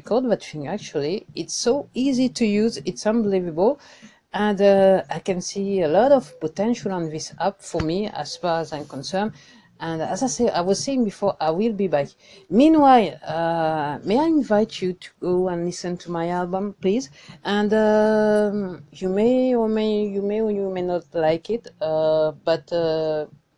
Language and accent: English; France; accent: French; English is a second language; my French accent